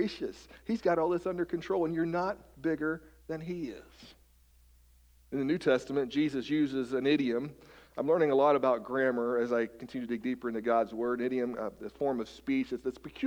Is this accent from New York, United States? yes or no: no; West Virginia, United States; now in Marysville, United States; I'm from West Virginia. I kind of grew up among the mountains, the hills, if you will.